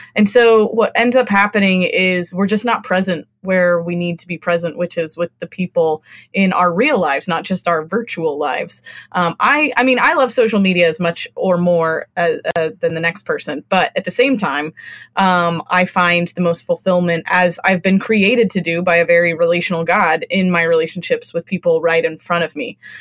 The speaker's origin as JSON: {"language": "English", "region": "California", "country": "United States", "tie": "born or raised there", "also_born_or_lived": "Austin, Texas / Northeast US", "moved": "yes", "said": "I grew up in California"}